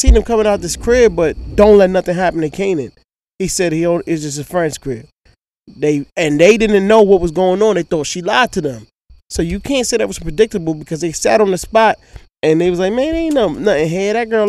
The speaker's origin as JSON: {"language": "English", "town": "New York City", "region": "New York", "country": "United States", "tie": "born or raised there", "said": "Like, I grew up in Queens"}